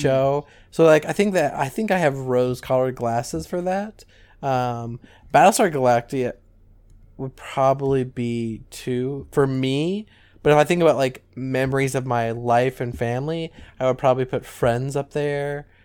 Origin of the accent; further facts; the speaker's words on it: Southern Ohio, United States; All of my friends that I grew up with in Southern Ohio